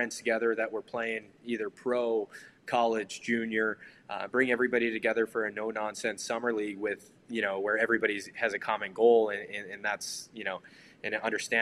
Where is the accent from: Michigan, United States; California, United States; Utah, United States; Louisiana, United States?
Michigan, United States; Detroit; Growing up in Detroit, I obviously grew up with a lot of great hockey around me